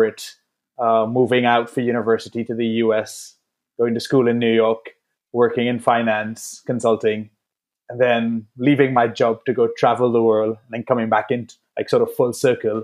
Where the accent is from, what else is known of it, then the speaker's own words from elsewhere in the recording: Trinidad & Tobago; growing up in Trinidad